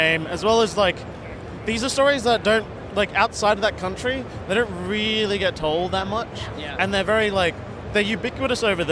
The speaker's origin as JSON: {"language": "English", "country": "Australia", "tie": "born or raised there", "said": "I was born in Australia. I didn't quite have the full connection to Indonesia"}